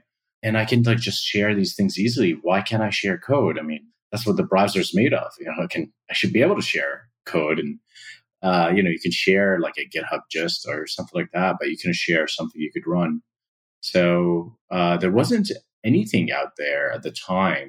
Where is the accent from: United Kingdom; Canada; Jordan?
Jordan; Amman, Amman Governorate; I grew up in Amman, Jordan